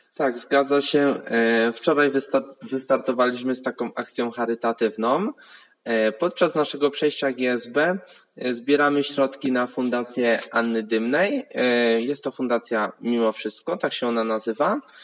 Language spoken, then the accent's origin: Polish; Łódź, Łódź Voivodeship, Poland; jestem z Łodzi